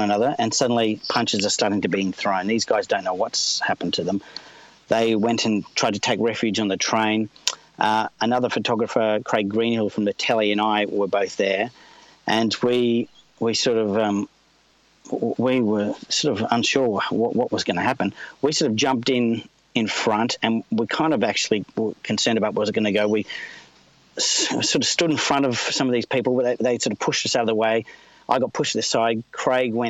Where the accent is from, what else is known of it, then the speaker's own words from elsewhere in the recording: Australia; as an Australian